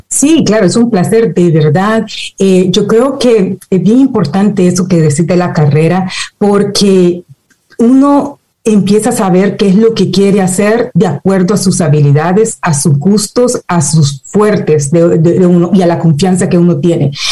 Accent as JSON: {"language": "Spanish", "country": "El Salvador", "tie": "born or raised there", "moved": "yes", "lives_now": "United States", "said": "nací en El Salvador, crecí en El Salvador"}